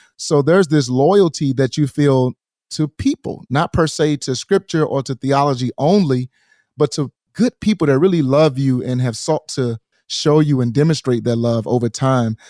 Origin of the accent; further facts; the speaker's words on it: St. Louis, Missouri, United States; in my hometown, Saint Louis, in our hometown